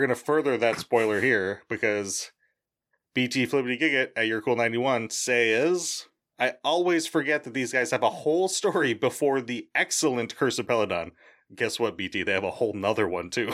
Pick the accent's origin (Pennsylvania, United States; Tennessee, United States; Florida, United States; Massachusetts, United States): Massachusetts, United States; Boston; I'm from Boston. I say wicked